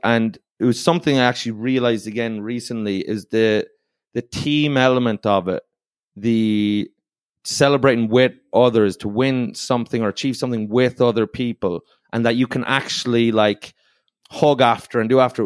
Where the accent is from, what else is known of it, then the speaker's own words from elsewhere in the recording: Ireland; I'm from Ireland. So I I grew up playing a sport called hurling